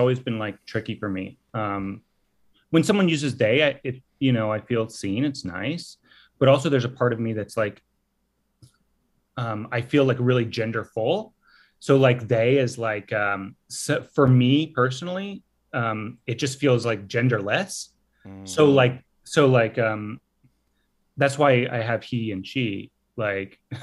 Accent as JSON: {"language": "English", "region": "Texas", "country": "United States", "said": "I'm from Texas"}